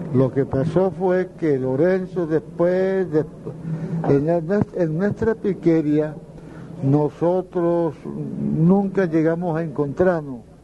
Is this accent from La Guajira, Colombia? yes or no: yes; La Jagua del Pilar, La Guajira, Colombia; llegué a Las Aguas, al Pilar, mi pueblo